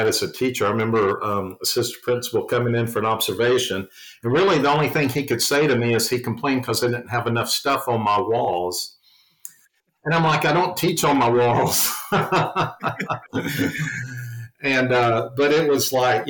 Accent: the South, United States; accent: Southern; being from the South, if people can't tell from my accent

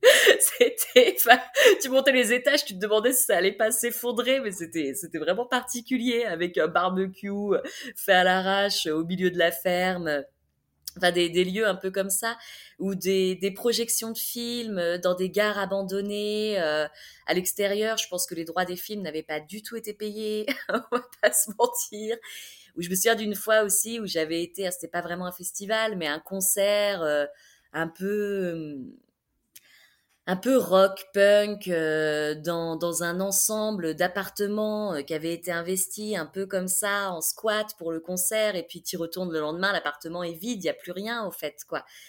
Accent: France; accent: French; moved away; also born or lived in Serbia; avec mon accent français

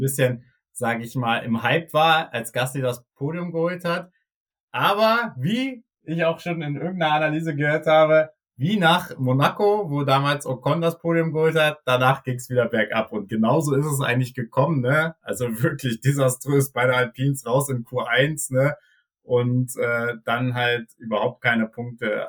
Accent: Germany; als Deutscher

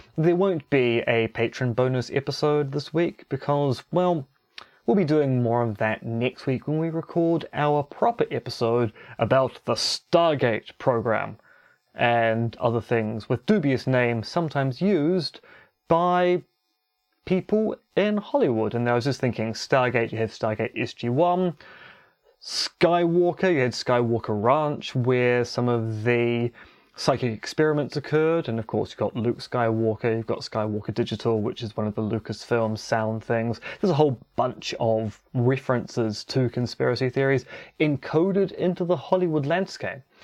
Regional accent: New Zealand; also born or lived in Romania; being a New Zealander

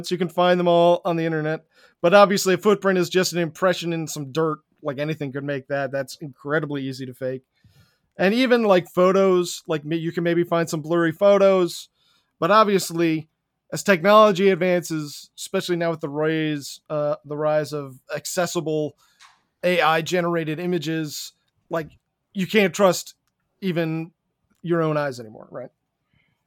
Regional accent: Stamford, Connecticut, United States; moved away; that was my hometown

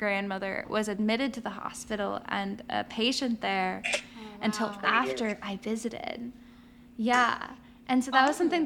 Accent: Ocala, Florida, United States; moved away; my hometown of Ocala

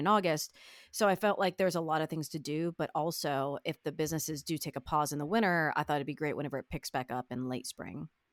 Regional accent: East Coast, United States; someone like me who's grown up on the eastern side of the country

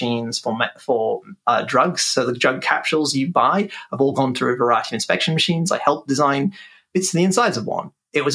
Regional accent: Cambridge, East of England, United Kingdom; aged 11, was surrounded by postdocs growing up in Cambridge

